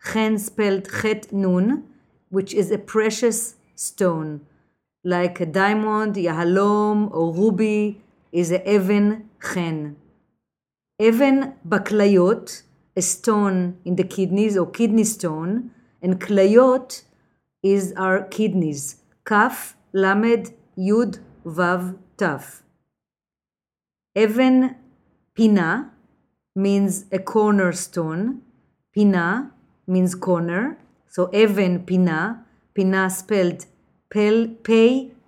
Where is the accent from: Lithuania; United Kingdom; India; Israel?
Israel; Jerusalem, Jerusalem District; now in New York City, United States; I was born in Jerusalem, and when I moved to New York